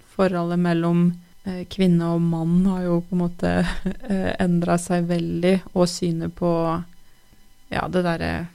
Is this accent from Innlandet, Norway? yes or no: yes; Tynset, Innlandet, Norway; jeg eh, er født og oppvokst på Tynset